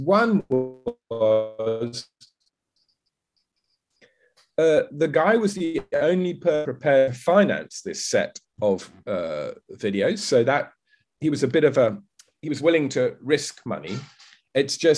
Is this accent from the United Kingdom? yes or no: yes; United Kingdom; moved away as an adult; now in Vietnam; I'm currently living in Vietnam. I'm British. I lived most of my life in the UK